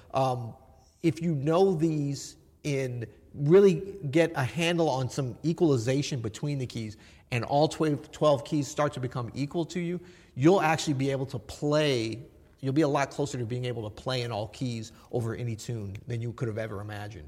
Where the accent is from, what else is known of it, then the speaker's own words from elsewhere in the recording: St. Louis, Missouri, United States; accent: southern; also born or lived in Florida; I was from Florida, and I moved to St. Louis, and some kids made fun of me, so I started talking more proper.